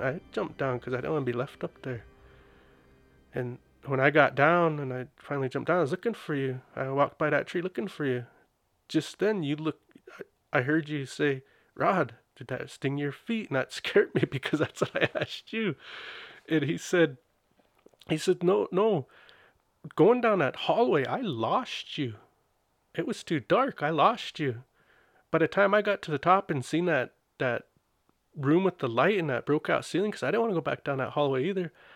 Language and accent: English; Blackfeet Reservation, Montana, United States; I was born in Montana, raised on a res.